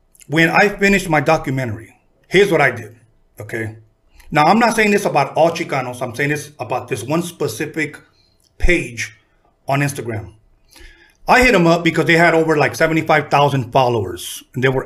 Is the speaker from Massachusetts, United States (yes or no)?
no; Los Angeles, California, United States; also born or lived in Torrance, California / Compton, California; I was born in City of Torrance. We lived in Compton until I was about 9. Then we moved to Wilmington, where I was raised